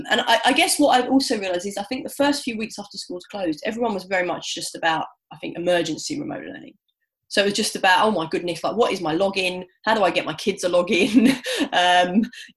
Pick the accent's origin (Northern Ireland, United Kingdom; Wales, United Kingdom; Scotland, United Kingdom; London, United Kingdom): London, United Kingdom; I'm a city girl. I'm a Londoner.